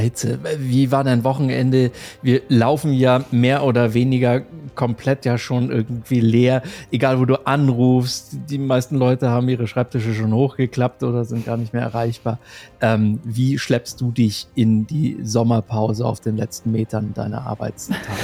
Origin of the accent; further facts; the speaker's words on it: Germany; ich komme aus Deutschland